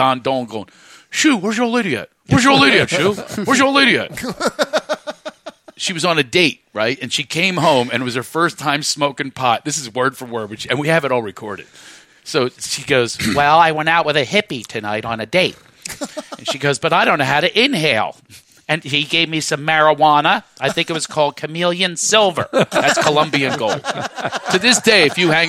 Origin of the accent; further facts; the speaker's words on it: Philadelphia, Pennsylvania, United States; I'm from Philly